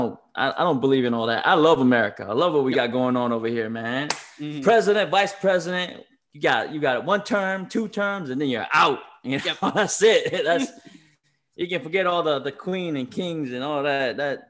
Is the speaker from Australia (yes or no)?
no; Tonga; now in United States; I come from Tonga.